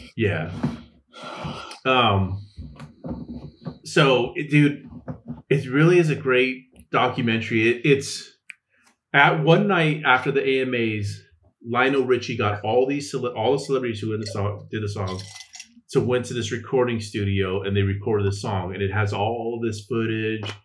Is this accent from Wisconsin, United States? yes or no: no; California, United States; I'm from California